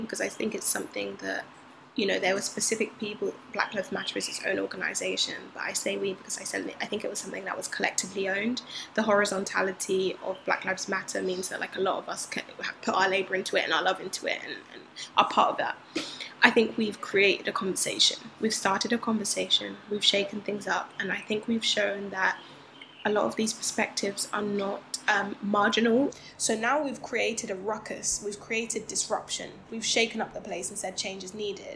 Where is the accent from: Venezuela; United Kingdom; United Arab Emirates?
United Kingdom; I'm Black, I'm British. I do identify as Black British